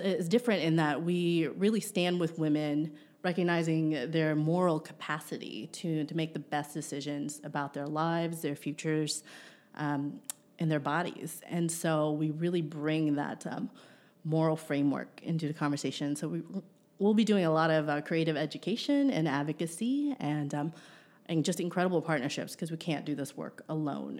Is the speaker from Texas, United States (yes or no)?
no; Ohio, United States; moved away; back in one, in my home state